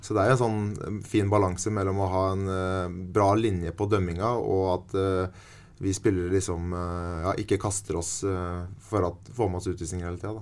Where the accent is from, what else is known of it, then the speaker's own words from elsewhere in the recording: Sarpsborg, Østfold, Norway; moved away as an adult; also born or lived in Sweden / Switzerland / Russia / Germany; Jeg kan bo hjemme på Promper'n hos mamma og pappa